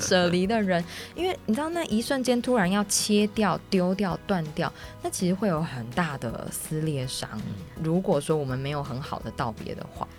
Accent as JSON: {"language": "Chinese", "region": "Miaoli County", "country": "Taiwan", "tie": "born or raised there", "said": "我小时候住在那个苗栗嘛"}